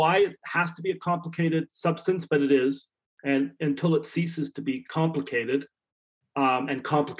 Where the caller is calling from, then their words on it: Canada; I'm calling you from Canada.